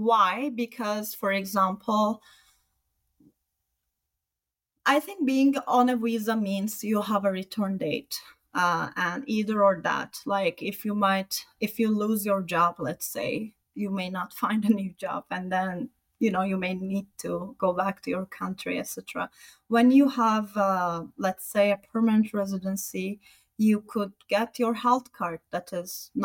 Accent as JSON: {"language": "English", "country": "Turkey", "also_born_or_lived": "Sweden", "moved": "as an adult", "lives_now": "Canada", "said": "I'm from Turkey, and before Turkey, I also lived in Sweden"}